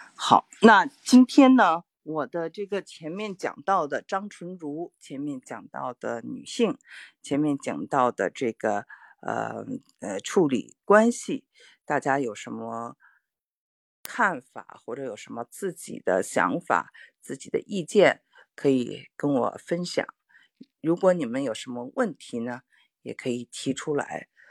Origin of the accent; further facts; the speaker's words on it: Beijing, China; accent: Beijing; moved away; 我们从中国长大的人